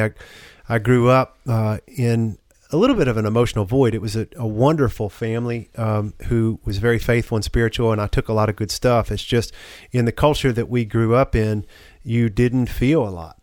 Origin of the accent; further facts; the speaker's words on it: the South, United States; a man growing up in the South